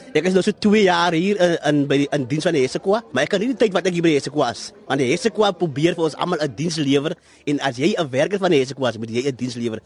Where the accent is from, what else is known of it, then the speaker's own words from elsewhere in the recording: Suurbraak, Western Cape, South Africa; moved away as an adult; now in Heidelberg, South Africa; Ek is oorspronklik van Sierblak, die briljante dorpie tussen Berrydale en Swellendam.